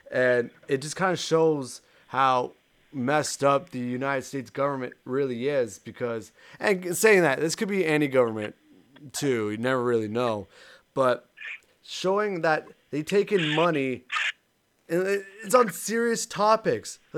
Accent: Canada; for me as a Canadian

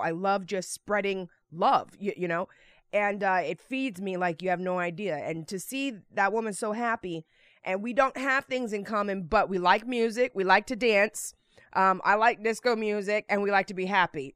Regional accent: Texas, United States; moved away; also born or lived in Naples; I was born in Texas.

